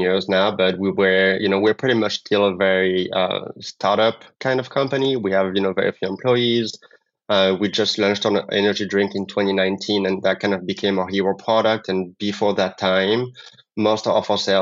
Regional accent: France; English is a second language; moved away as an adult; now in New York, United States; I'm originally from France. I did my master's degrees in France, moved to the U.S. to learn English

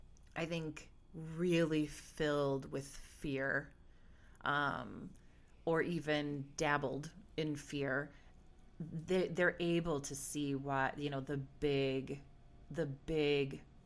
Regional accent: Milwaukee, Wisconsin, United States; so I'm from Milwaukee, Wisconsin

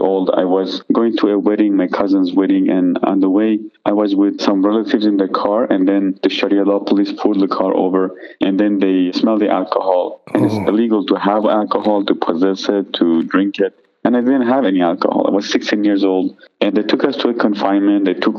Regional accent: Iran; moved away; I grew up in Iran as a Shiite Muslim. My whole family were Muslims.

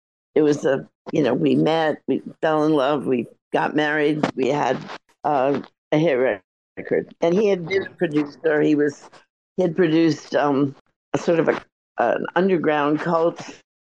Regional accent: New York City, New York, United States; also born or lived in Long Island; I was born in Queens, and my parents moved to several, you know, Long Island and New York

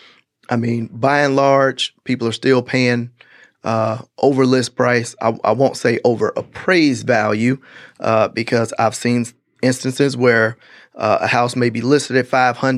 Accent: Gary, Indiana, United States; moved away; I'm from Gary, Indiana

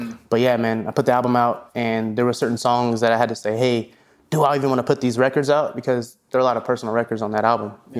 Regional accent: Des Moines, Iowa, United States; moved away; also born or lived in Atlanta; I'm from Des Moines, Iowa. So there wasn't a lot of audio engineers out there, growing up.

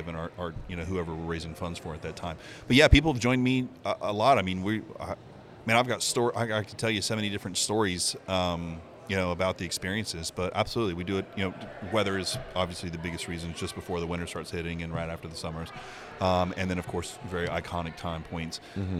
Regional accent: Gardner, Florida, United States; also born or lived in Arcadia, Florida; Growing up here in Florida

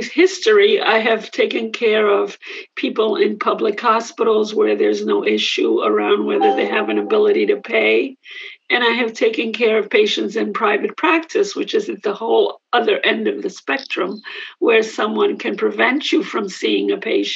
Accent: New York City, New York, United States; also born or lived in Puerto Rico; I grew up in Manhattan

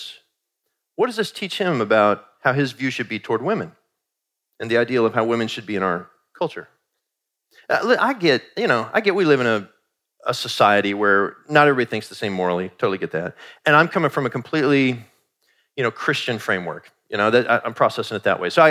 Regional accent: Kansas City, Missouri, United States; So Kansas City is actually my hometown. I was born in Kansas City, Missouri, at St. Joseph's Medical Center

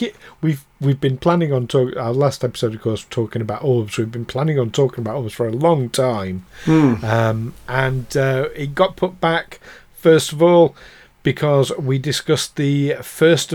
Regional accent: Yorkshire and the Humber, United Kingdom; as a Yorkshireman

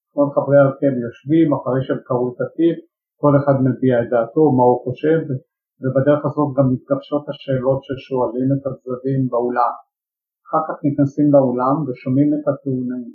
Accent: Jerusalem, Jerusalem District, Israel; שכמו בבתים ירושלמים רבים באותה תקופה גם אני נולדתי לתוך אה, משפחה שהפרוטה לא הייתה מצויה בטיסה, למעשה גדלתי בתוך אה, עוני

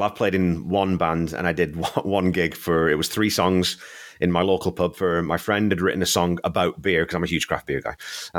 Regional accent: England, United Kingdom; Even though I'm a Northerner, and he was a Conservative MP.

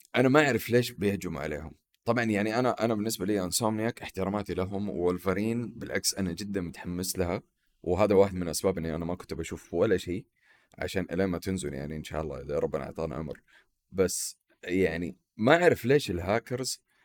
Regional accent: Saudi Arabia; عندنا في السعوديه

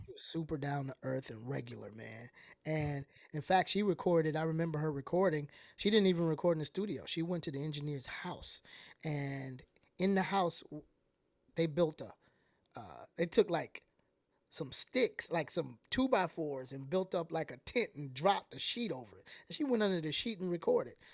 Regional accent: Atlanta, Georgia, United States; I'm from the South

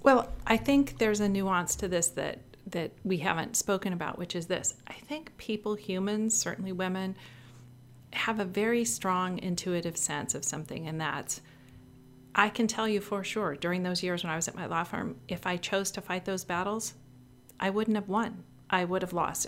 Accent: Northern California, United States; moved away; I grew up in a small town in Northern California

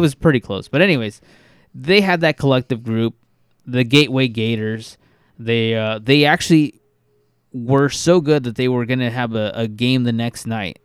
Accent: California, United States; We're from California and our state is golden

